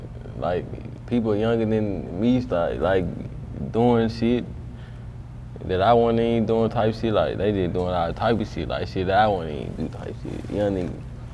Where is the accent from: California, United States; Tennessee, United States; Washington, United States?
Tennessee, United States; Memphis; moved away as an adult; now in Atlanta, United States; I'm from Castaic.